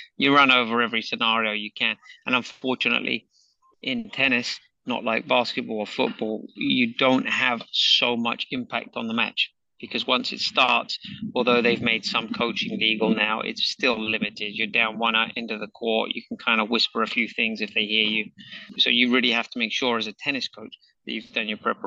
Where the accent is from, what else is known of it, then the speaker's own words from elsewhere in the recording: England, United Kingdom; growing up in England